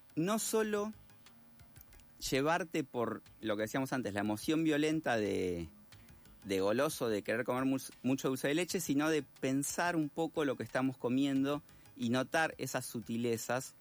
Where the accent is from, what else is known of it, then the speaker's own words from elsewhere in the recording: Argentina; como somos los, los argentinos